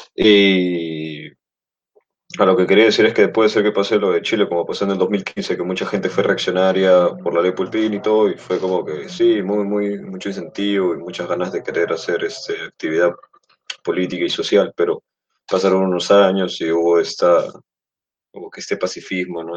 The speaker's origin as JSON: {"language": "Spanish", "country": "Peru", "said": "aquí en mi país, bueno, en nuestro país"}